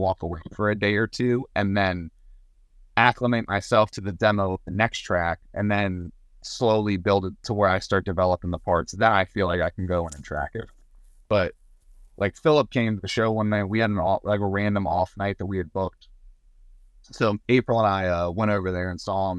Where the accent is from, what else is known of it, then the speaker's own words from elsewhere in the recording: Southern Maryland, United States; also born or lived in Nashville; we're both from Southern Maryland